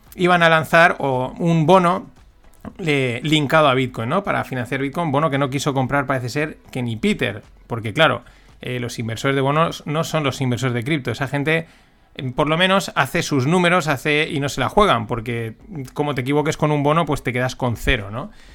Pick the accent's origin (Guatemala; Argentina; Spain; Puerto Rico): Spain; como buen español